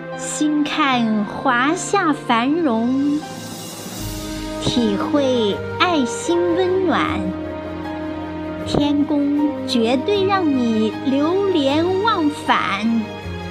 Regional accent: China; 我们所有的中国人

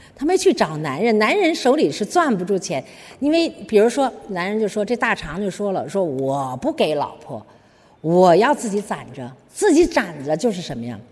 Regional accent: China; 就是我们中国人啊，有一个很大的问题

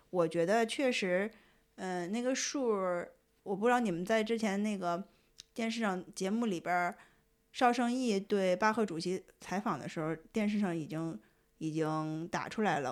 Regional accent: China; 我们中国人

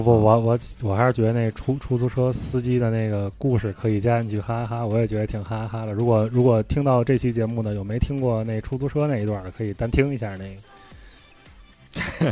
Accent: Tianjin, China; 我们天津人专治各种不服

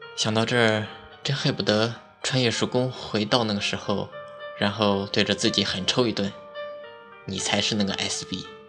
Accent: Henan, China; moved away; 我是河南的

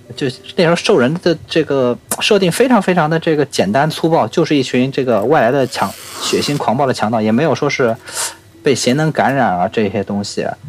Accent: China; 但是我们中国人喜欢算虚岁

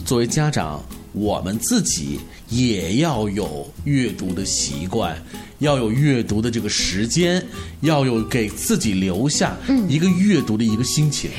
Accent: China; 我们中国人

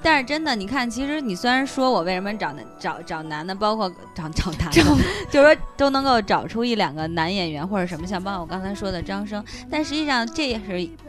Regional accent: China; 有一种作为中国人的骄傲的那种感觉

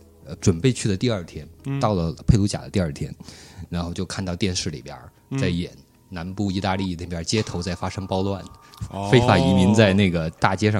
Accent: China; 我是从中国来的。

